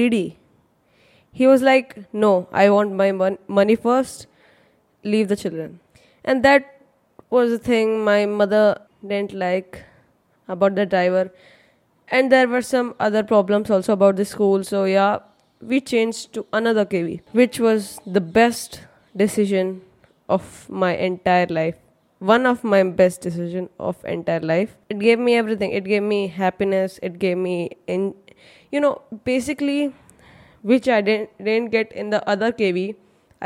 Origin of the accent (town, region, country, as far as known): Chennai, Tamil Nadu, India; born or raised there; first language Hindi; English is a second language; also born or lived in Mumbai, India